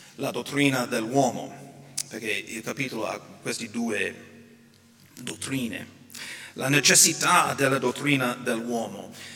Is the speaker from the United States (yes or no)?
yes; United States; now in Italy; sia qui in Italia sia in America, per esempio, nel mio paese